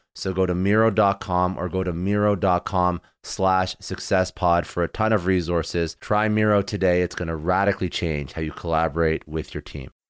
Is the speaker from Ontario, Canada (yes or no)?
yes; Toronto, Ontario, Canada; moved away; I'm, I'm originally from Toronto